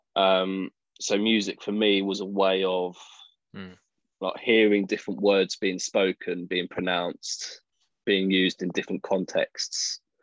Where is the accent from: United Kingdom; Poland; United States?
United Kingdom; Chelmsford, East of England; moved away; i was born in Chelmsford, Essex.